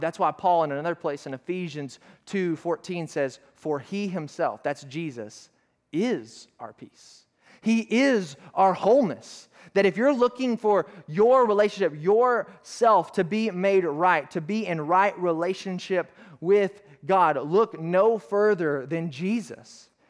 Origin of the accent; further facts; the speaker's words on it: Arkansas, United States; I'm from Arkansas